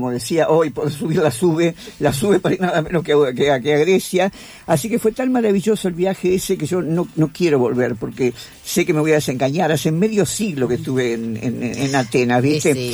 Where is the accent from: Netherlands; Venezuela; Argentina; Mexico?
Argentina; yo soy argentina